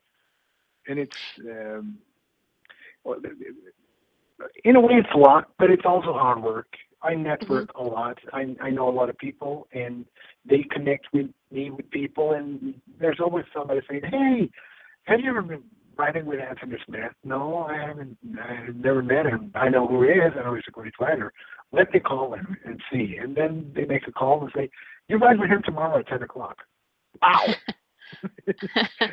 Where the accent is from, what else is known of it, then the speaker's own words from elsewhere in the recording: southern Sweden, Sweden; I'm from Sweden